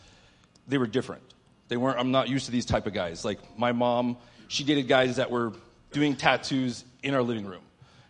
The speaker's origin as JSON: {"language": "English", "town": "Mount Vernon", "region": "Illinois", "country": "United States", "tie": "born or raised there", "moved": "as an adult", "lives_now": "San Diego, United States", "said": "I was born in Southern Illinois, a place called Mount Vernon"}